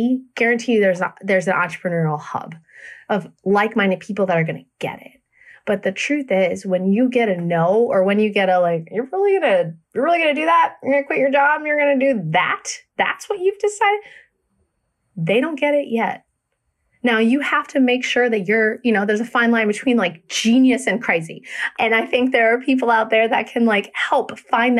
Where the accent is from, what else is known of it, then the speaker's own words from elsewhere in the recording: Fredericksburg, Virginia, United States; moved away as an adult; also born or lived in Minnesota / San Francisco; now in Memphis, United States; So we were born and raised in Virginia, Fredericksburg.